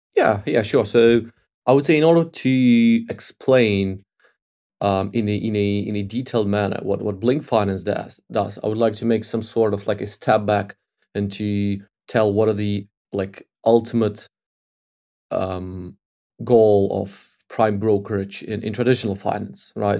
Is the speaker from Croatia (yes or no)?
no; Ukraine; I grew up in Ukraine